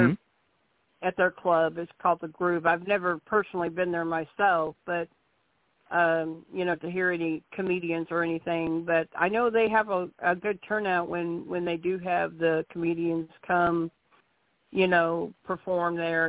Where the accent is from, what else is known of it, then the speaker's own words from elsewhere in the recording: Arkansas, United States; Because I live in Arkansas. I'm from Arkansas